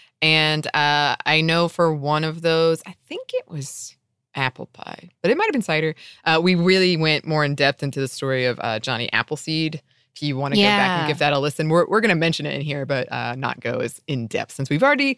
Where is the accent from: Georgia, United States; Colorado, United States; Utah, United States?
Georgia, United States; Ellijay; I grew up near Ellijay, Georgia, which is like the apple center of Georgia, and it was a field trip we would go on when I was in elementary school.